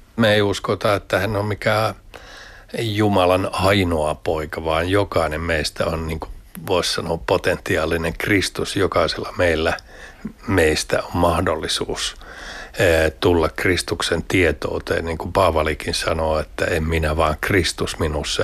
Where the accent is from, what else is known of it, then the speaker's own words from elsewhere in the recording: Lahti, Päijät-Häme, Finland; mä oon Lahdesta kotoisin